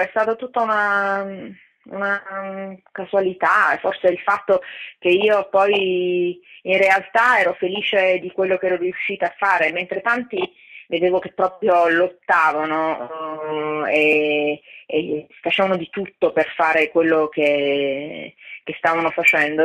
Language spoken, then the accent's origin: Italian; Italy; moved away as an adult; also born or lived in Los Angeles, United States; ero più una straniera nel mio paese che di quanto non lo fossi in America